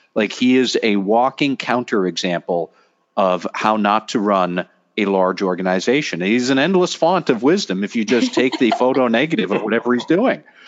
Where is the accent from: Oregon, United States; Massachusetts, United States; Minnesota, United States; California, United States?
Massachusetts, United States; Boston; I am from Boston